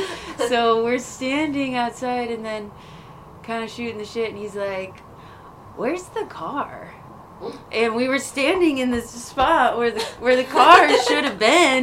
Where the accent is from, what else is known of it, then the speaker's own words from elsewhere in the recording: Clifton Springs, New York, United States; moved away; I am from Clifton Springs, New York. Which is near Rochester, New York.